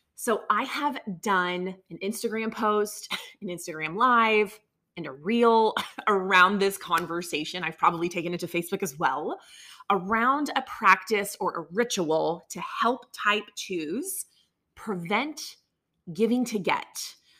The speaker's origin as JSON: {"language": "English", "region": "the South", "country": "United States", "tie": "born or raised there", "said": "I grew up down here in the South in a conservative world where everything is yes, ma'am, no, ma'am, thank you, yes, sir all of those things."}